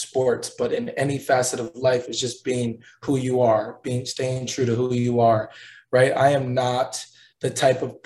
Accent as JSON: {"language": "English", "town": "Milwaukee", "region": "Wisconsin", "country": "United States", "tie": "born or raised there", "moved": "yes", "lives_now": "Indianapolis, United States", "said": "my hometown, the Bucks"}